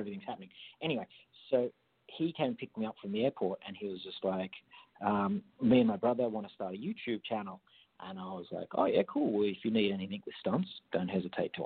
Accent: Jindabyne, New South Wales, Australia; accent: Australian; I grew up in a farm in country New okay. South Wales, a small town called Jindabyne

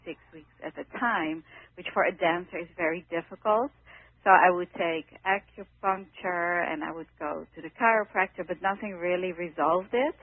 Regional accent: Netherlands; moved away as an adult; now in New York City, United States; I came from the Netherlands when I was 18 years old

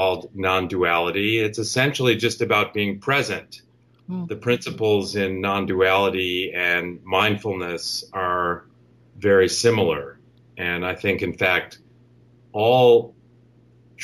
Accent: Chicago, Illinois, United States; now in Bay Area, United States; I'm from the Chicago area. I've been out on the West Coast in the Bay Area for many years

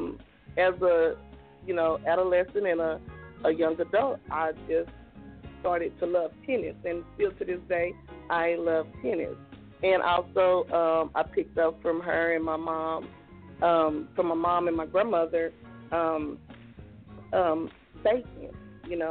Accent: Okmulgee, Oklahoma, United States; us growing up in Okmulgee and living in the country

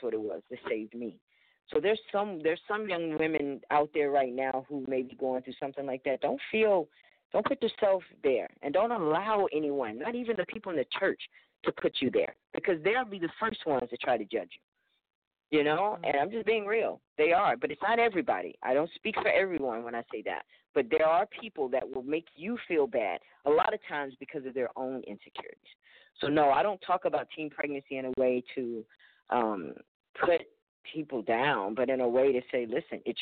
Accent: Alabama, United States; growing up in Alabama

